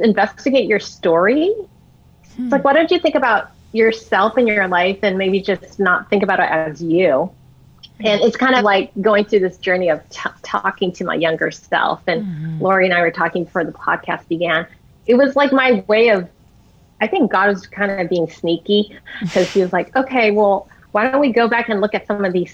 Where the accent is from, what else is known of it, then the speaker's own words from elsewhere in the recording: United States; I'm Chinese American, so we did a lot of Chinese medicine